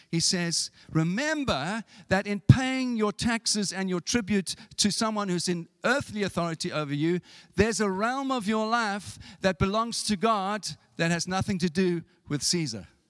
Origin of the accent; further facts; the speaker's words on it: South Africa; moved away; when I was growing up in South Africa